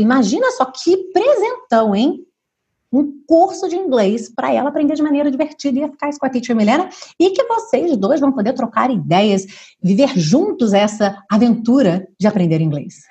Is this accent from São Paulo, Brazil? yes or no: no; Rio de Janeiro, Brazil; moved away as an adult; now in Portugal; sou carioca